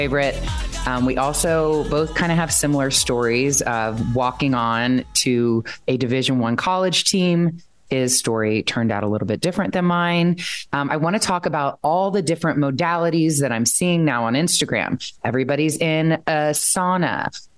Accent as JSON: {"language": "English", "town": "Columbus", "region": "Ohio", "country": "United States", "tie": "born or raised there", "also_born_or_lived": "Royal Oak, Michigan"}